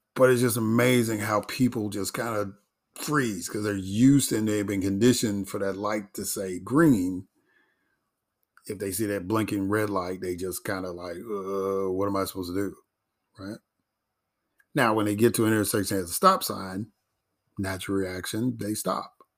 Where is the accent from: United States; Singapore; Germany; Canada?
United States; Chicago, Illinois; growing up in Chicago and being a Chicago sports fan